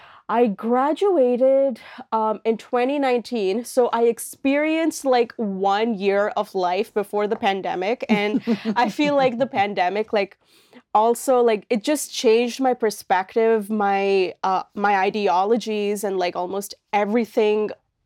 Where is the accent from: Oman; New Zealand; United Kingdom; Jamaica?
Oman; moved away as an adult; now in Halifax, Canada; my background is like, I am an Indian woman. I come from an Indian family. However, I grew up in this country called Oman in the Middle East.